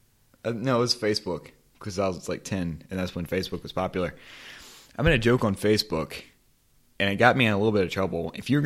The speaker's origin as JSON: {"language": "English", "town": "Lake Charles", "region": "Louisiana", "country": "United States", "said": "I'm from Lake Charles, Louisiana."}